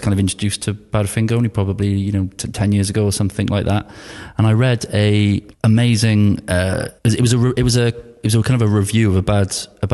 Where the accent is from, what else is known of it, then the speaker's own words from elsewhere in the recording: Wales, United Kingdom; being Welsh